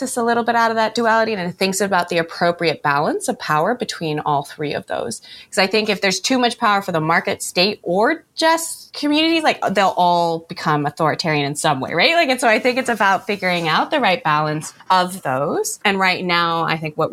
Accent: United States; I'm from the United States

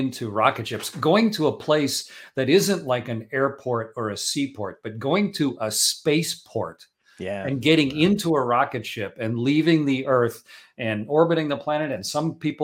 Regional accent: Canada; I'm Canadian

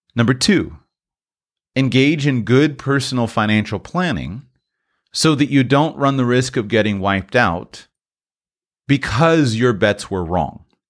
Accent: Florida, United States; Broadcasting now from the beautiful Sunshine State, state of Florida. This is my home state in these United States

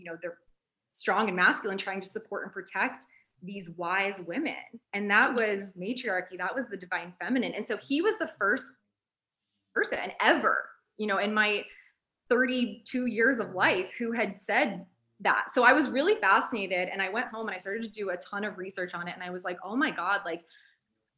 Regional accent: United States; we're from America

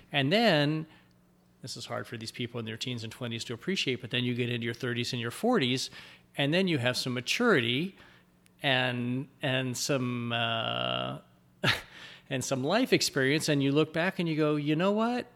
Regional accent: United States; we as Americans

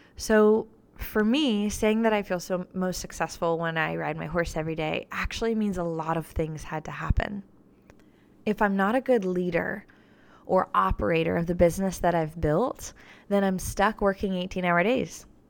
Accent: Florida, United States; now in Nashville, United States; I wasn't from Nashville. I'm from Florida. I'm a Florida girl

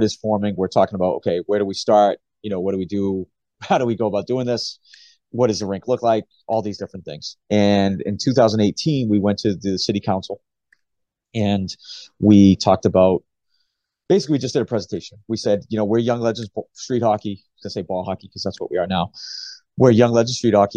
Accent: Gloucester, Massachusetts, United States; growing up in Gloucester, you know, there's not a street hockey rink anywhere near Gloucester.

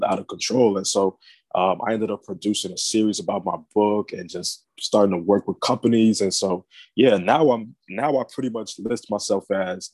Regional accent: Maryland, United States; now in South Florida, United States; I'm originally from Maryland, but I'm now based in South Florida

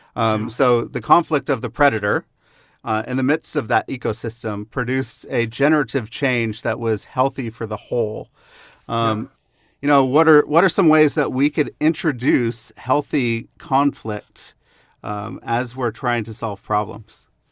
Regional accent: the Northwest, Pacific Northwest, United States; now in Kansas City, United States; when I grew up in the Northwest

